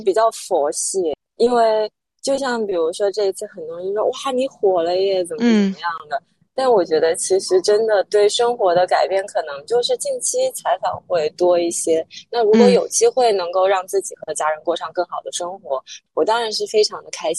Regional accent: Guangzhou, Guangdong, China; also born or lived in Hunan (ancestral home); 我在广州出生长大，但我老家是湖南的。

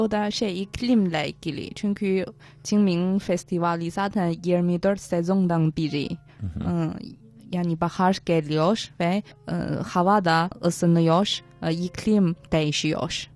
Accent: Tianjin, China; çocukken ben Tencinliyim ve Tencin'de

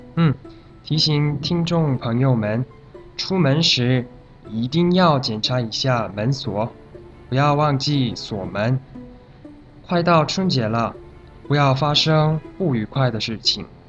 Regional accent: South Korea; Chinese is a second language; 我是来自韩国的

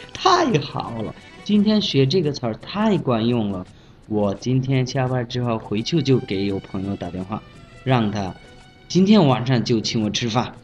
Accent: Bangladesh; Chinese is a second language; 我是来自孟加拉国的

